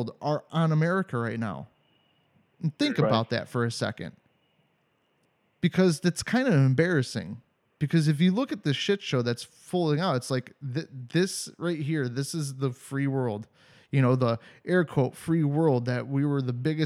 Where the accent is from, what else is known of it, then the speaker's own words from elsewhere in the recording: United States; moved away as an adult; now in Europe; I'm American